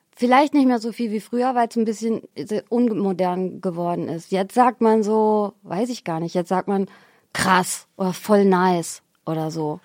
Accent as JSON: {"language": "German", "town": "Xanten", "region": "North Rhine-Westphalia", "country": "Germany", "tie": "born or raised there", "also_born_or_lived": "Geldern / Cologne", "moved": "yes", "said": "Ich bin ja in Xanten zur Schule gegangen"}